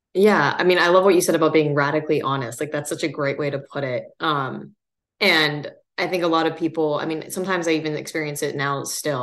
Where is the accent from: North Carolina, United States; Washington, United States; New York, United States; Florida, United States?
Washington, United States; Seattle; moved away as an adult; I grew up really lucky kind of coming, you know, from Seattle